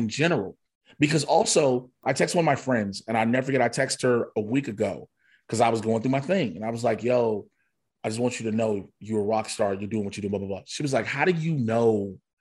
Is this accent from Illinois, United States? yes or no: yes; Chicago, Illinois, United States; I grew up in Chicago in the nineties